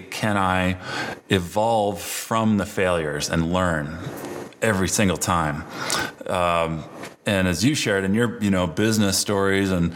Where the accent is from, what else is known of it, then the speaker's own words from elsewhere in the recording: Burlington, Vermont, United States; moved away as an adult; now in Colorado, United States; growing up in Burlington, Vermont